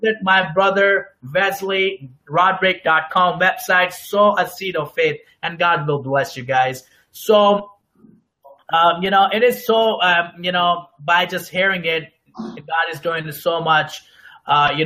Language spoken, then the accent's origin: English; Pakistan; moved away; I'm originally from Pakistan